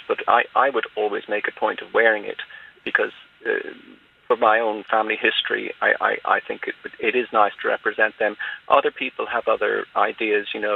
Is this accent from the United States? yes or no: no; Ireland; I'm Irish